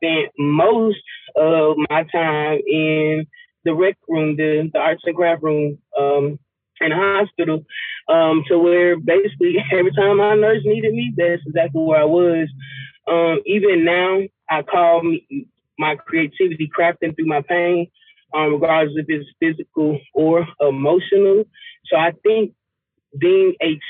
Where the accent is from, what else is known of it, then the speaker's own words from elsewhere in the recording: Lithonia, Georgia, United States; also born or lived in Albany, Georgia; I'm from Atlanta, the east side of Atlanta, Latonia, to be exact.